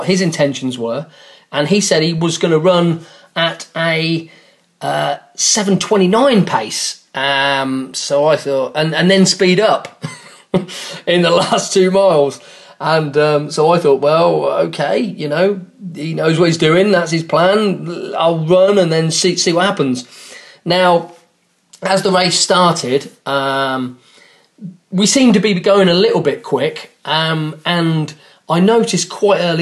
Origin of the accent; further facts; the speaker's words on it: England, United Kingdom; I'm an Englishman